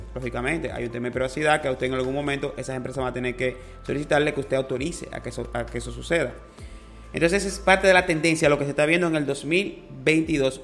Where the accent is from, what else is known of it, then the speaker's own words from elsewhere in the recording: Dominican Republic; Para nosotros es un orgullo como dominicano